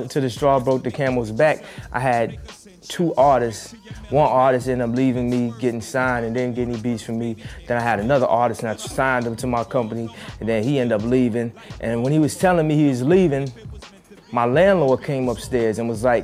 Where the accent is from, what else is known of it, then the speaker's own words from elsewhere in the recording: Chicago, Illinois, United States; I'm from Chicago